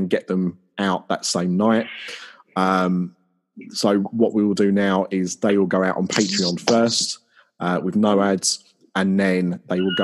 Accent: Essex, East of England, United Kingdom; I am from Essex

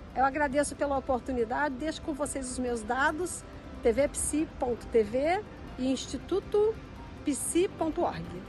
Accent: Brasília, Federal District, Brazil; moved away as an adult; now in Lisbon, Portugal; nasci em Brasília, moro hoje em Lisboa

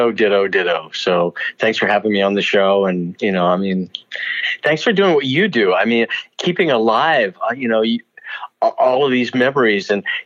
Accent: Hattiesburg, Mississippi, United States; moved away; I'm a kid from Mississippi, Hattiesburg, Mississippi.

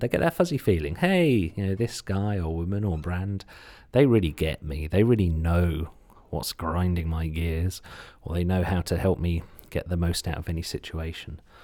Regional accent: Suffolk, East of England, United Kingdom; accent: slight Suffolk; my slight Suffolk accent or U K accent

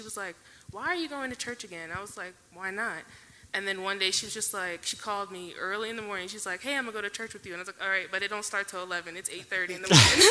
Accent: Baltimore, Maryland, United States; moved away; when I was back at home, I'm from Baltimore

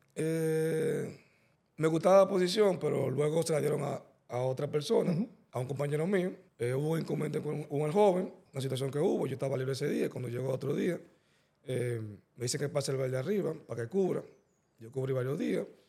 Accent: Santo Domingo, Distrito Nacional, Dominican Republic; Pues yo nací en la Santo Domingo, Nacional, en la clínica San Rafael, la Bolívar

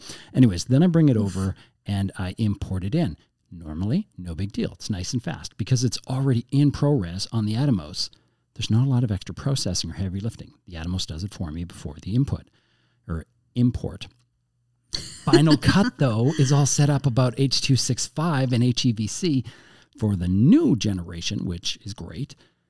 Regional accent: Canada; Yeah, we're Canadian.

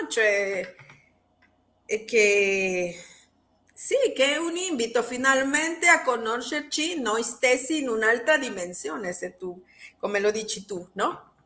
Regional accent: Mexico; Italian is a second language; sono messicana

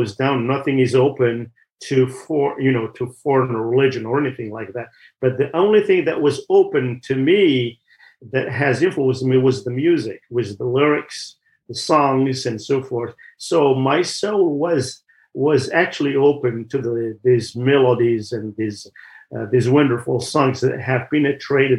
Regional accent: Kabylie, Algeria; moved away; I grew up in Algeria in one of the regions called the Kabylie region

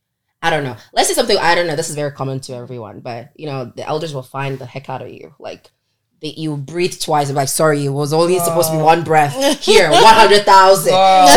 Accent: Onitsha, Anambra, Nigeria; now in Toronto, Canada; I'm from Anambra and I'm from Onitsha.

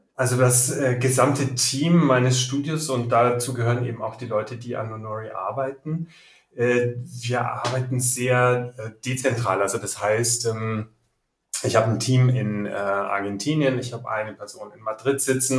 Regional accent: Nuremberg, Bavaria, Germany; now in Munich, Germany; Ich wohne in München, bin geboren in Nürnberg

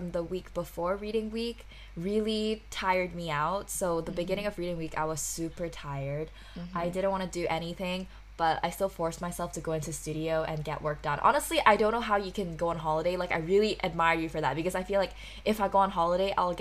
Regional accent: Hong Kong; now in London, United Kingdom; I'm a third-year student studying at the Bartlett School of Architecture in London, originally from Hong Kong.

